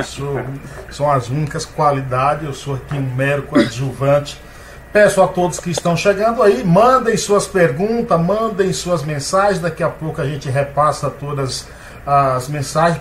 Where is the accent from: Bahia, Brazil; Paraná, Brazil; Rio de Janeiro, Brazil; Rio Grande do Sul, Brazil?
Bahia, Brazil; Nova Soure; now in São Paulo, Brazil